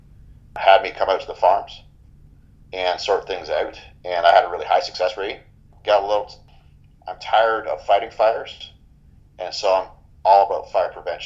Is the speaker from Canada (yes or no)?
yes; Bobcaygeon, Ontario, Canada; My hometown's Bob Cajun.